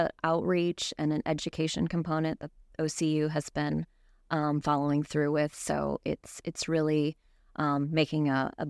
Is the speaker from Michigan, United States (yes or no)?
yes; Michigan, United States; moved away as an adult; now in Florida, United States; So I grew up in Michigan, the Great Lakes. I was always surrounded by water, grew up on the water.